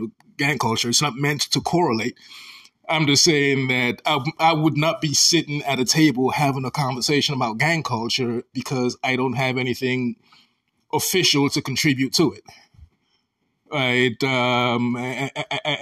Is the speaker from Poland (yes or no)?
no; Sierra Leone; now in United States; As an African, I am from Sierra Leone, West Africa, a very small country.